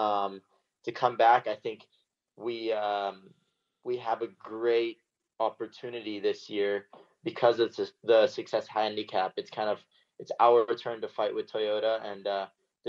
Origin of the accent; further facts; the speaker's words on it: United States; as an American